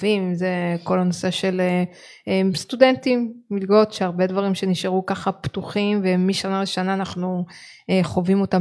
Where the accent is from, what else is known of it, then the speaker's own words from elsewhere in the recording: Israel; כי אנחנו יכולים להגיד אנחנו ישראלים, צברים, אנחנו מפה אנחנו שייכים